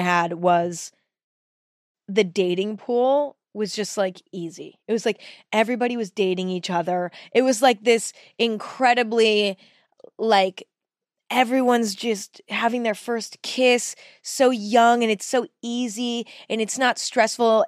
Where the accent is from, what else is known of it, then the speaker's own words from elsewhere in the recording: Northern California, United States; I grew up in California, but in Northern California